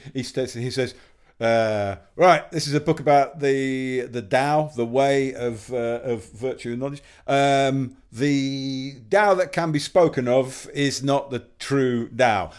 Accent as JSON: {"language": "English", "region": "Yorkshire and the Humber", "country": "United Kingdom", "tie": "born or raised there", "said": "I grew up in West Yorkshire"}